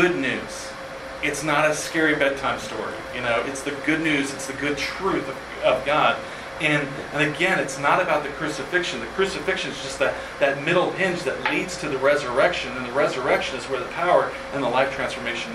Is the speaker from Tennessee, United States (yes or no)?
yes; Kingsport, Tennessee, United States; now in Bethlehem, United States; I grew up in Kingsport, Tennessee